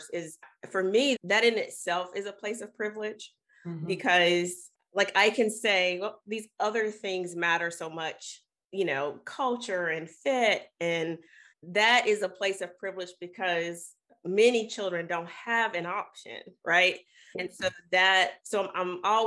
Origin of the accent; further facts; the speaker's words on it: the South, United States; I'm from the South. I grew up in a very racialized culture and space